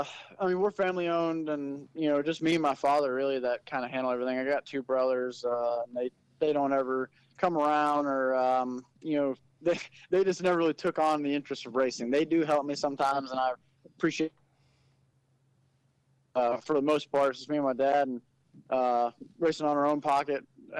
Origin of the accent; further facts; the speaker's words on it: New Jersey, United States; born there; moved away; well, I was born in New Jersey. We moved down here